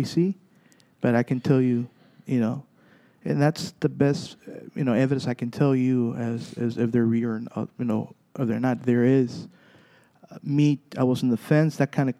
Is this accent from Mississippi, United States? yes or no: no; Zapata, Texas, United States; We go, we're from Zapata.